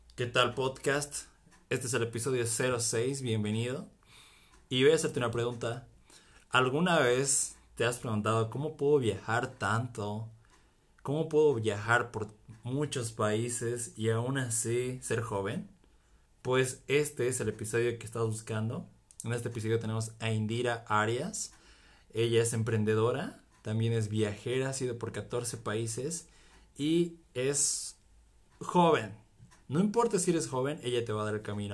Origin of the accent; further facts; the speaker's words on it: Bolivia; nosotros somos de Bolivia